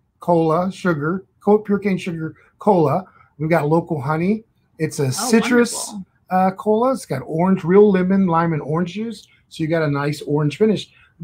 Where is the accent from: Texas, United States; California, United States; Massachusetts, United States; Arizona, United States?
Texas, United States; San Antonio; that's where I'm from, right here. From the south side of San Antonio